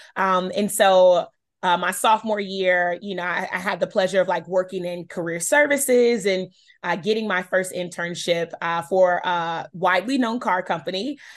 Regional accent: Charlotte, North Carolina, United States; I'm born and raised in Charlotte, North Carolina. Um, that is my hometown.

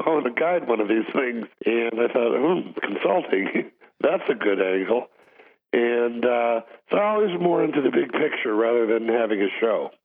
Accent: Chicago, Illinois, United States; being in Chicago, growing up in Chicago

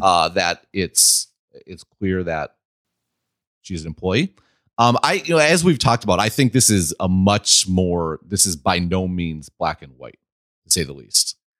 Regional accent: Midwest, United States; I'm from the Midwest

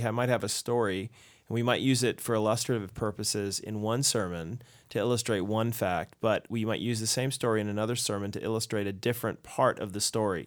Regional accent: United States; as an American

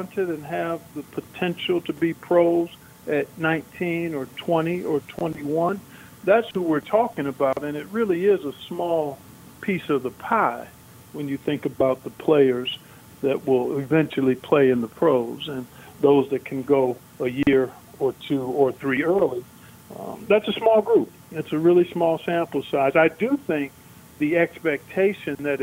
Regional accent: Cleveland, Ohio, United States; I grew up in Cleveland, Ohio

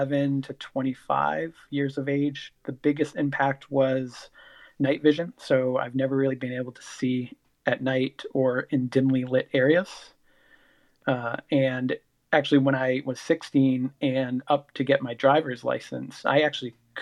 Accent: Sanford, Maine, United States; I grew up in Sanford, Maine, which is the southern part of Maine

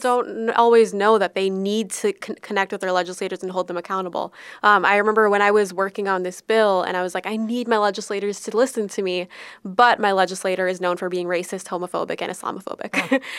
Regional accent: Minnesota, United States; we always pride ourselves on being Minnesotan and from the best state that there is

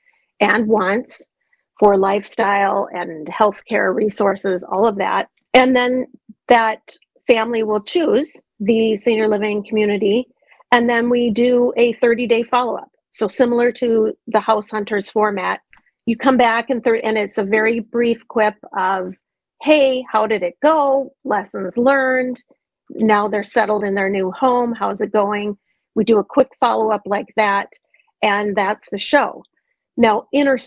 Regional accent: Minnesota, United States; moved away; also born or lived in Montana / Georgia / Colorado; I grew up in Minnesota, but I've lived in Montana, Georgia, Colorado.

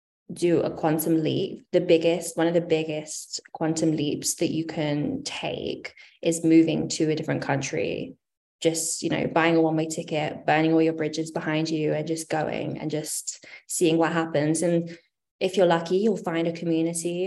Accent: United Kingdom; moved away as an adult; now in United States; I am from the UK originally, in case you haven't been able to discern my accent

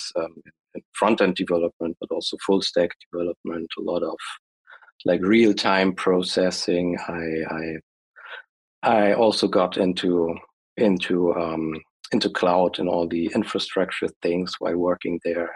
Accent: Germany; I'm from Germany

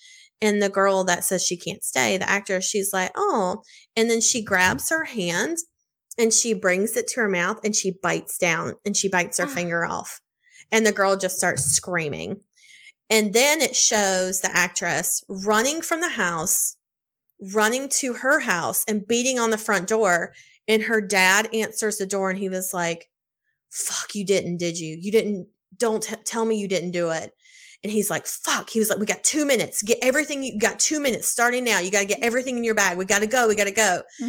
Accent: Mississippi, United States; Had to throw that in there because I'm from the South. Shout out Mississippi.

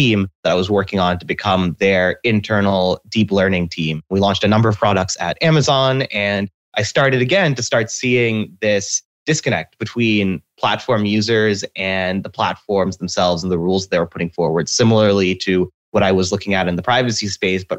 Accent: Seattle, Washington, United States; I was born and raised in Seattle.

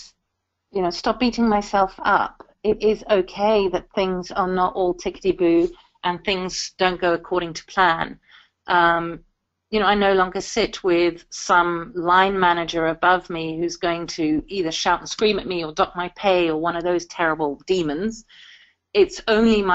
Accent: South Africa; now in United Kingdom; I'm South African by birth, and I have African music in my bones

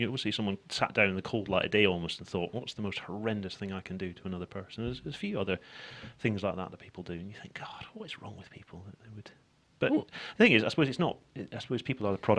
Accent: Edinburgh, Scotland, United Kingdom; moved away; also born or lived in Glasgow; So I'm actually from Edinburgh

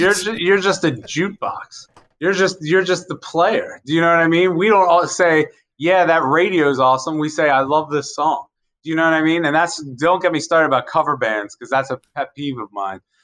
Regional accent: Carroll County, Maryland, United States; I grew up in Carroll County

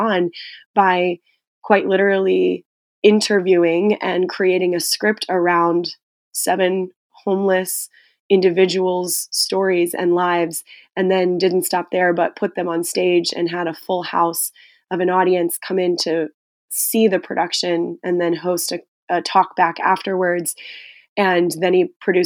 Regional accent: Charlotte, North Carolina, United States; now in Chicago, United States; whenever I come home to Charlotte from Chicago

